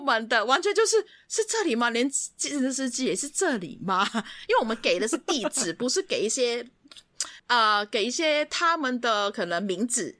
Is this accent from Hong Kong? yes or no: yes; Hong Kong; 我们香港人又不会骑机车